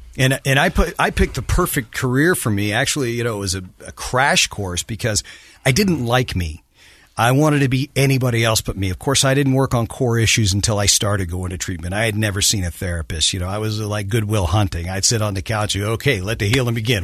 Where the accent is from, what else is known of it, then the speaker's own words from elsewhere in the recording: New Orleans, Louisiana, United States; also born or lived in California / Texas; I grew up in New Orleans. We moved there when I was, was twelve. Yeah, I was born in California, didn't live there long, lived in Texas for about six years.